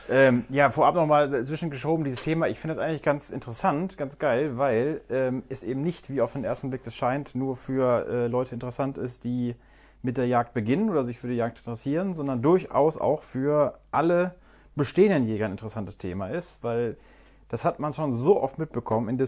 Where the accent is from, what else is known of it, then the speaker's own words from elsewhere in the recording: North Rhine-Westphalia, Germany; Ich habe das über den klassischen Weg gemacht, damals in Nordrhein-Westfalen, meiner Heimat.